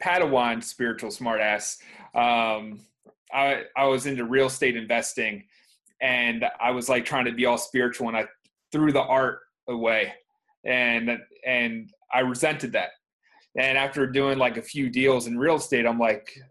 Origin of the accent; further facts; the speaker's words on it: Baltimore County, Maryland, United States; now in Baltimore, United States; I grew up around here, and where I am right now